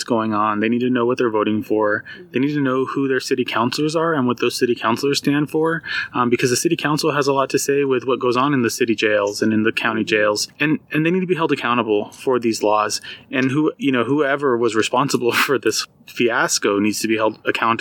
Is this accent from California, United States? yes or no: no; Socorro, New Mexico, United States; now in Albuquerque, United States; I'm a native New Mexican. I moved up to Albuquerque from Socorro when I was 18